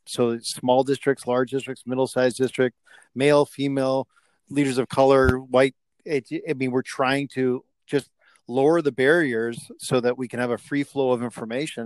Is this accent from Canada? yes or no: yes; Canada; being a Canadian